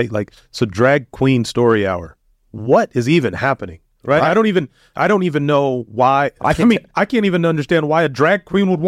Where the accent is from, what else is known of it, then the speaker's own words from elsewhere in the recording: United States; an American, as a you know somebody from the United States